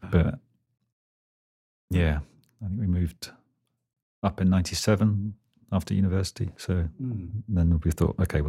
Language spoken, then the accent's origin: English; England, United Kingdom; And I guess we're very English, which they quite like out there.